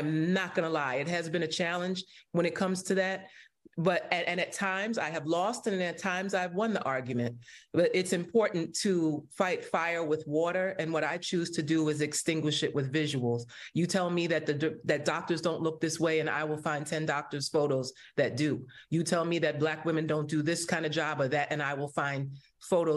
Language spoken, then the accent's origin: English; New York City, New York, United States; I am from Brooklyn